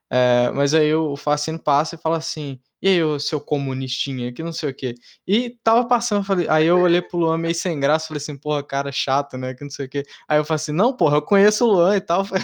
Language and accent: Portuguese; Rio de Janeiro, Brazil; eu como, como carioca.